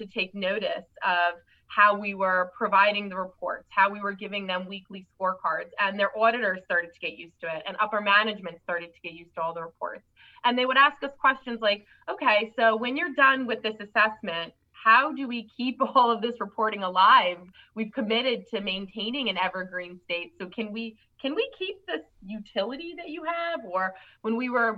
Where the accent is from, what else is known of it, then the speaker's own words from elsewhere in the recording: New York, United States; I'm a New Yorker.